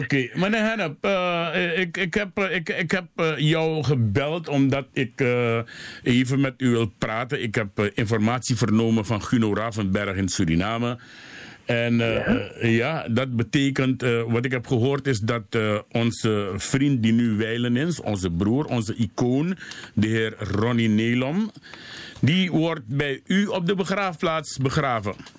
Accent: Heerlen, Limburg, Netherlands; accent: soft G; Wij komen van Heerlen.

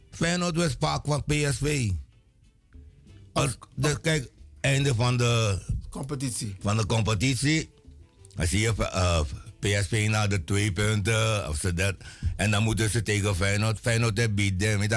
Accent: Amsterdam, North Holland, Netherlands; ik ben een Amsterdammer. Ik woon in Amsterdam.

